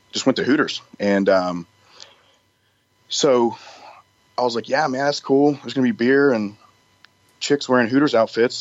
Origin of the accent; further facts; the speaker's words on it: Louisiana, United States; moved away as an adult; also born or lived in West Monroe, Louisiana; now in Little Rock, United States; I'm originally from Louisiana